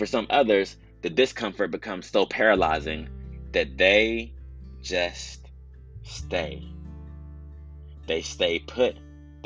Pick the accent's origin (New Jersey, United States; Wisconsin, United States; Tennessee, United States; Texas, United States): Texas, United States; as a Texan, you know, we deal with all types of severe weather.